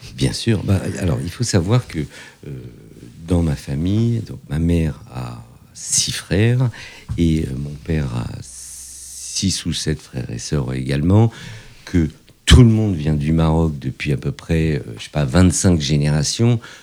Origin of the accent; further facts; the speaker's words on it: Fontenay-sous-Bois, Île-de-France, France; also born or lived in Morocco; j'ai grandi à Fontenay-sous-Bois